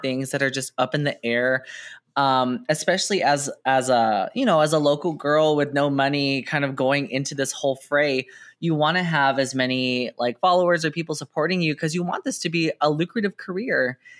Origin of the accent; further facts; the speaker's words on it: San Jose, California, United States; I grew up in San Jose